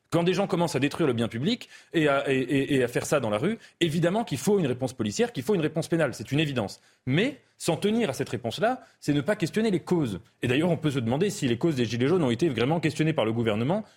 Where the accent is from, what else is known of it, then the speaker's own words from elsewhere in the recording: France; je suis français